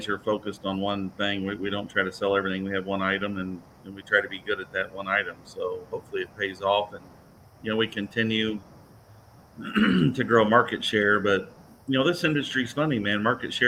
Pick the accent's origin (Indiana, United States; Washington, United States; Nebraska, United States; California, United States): Indiana, United States; it's just a couple of Hoosiers